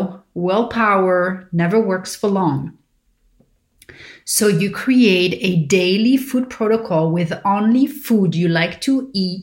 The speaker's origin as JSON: {"language": "English", "town": "Paris", "region": "Île-de-France", "country": "France", "tie": "born or raised there", "said": "growing up in Paris"}